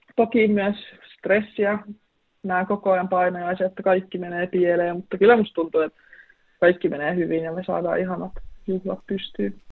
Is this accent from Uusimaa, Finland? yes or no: yes; Vantaa, Uusimaa, Finland; moved away as an adult; now in Oulu, Finland; Mä oon kasvanut Vantaalla, mutta mun suku on tuolta Inarista kotoisin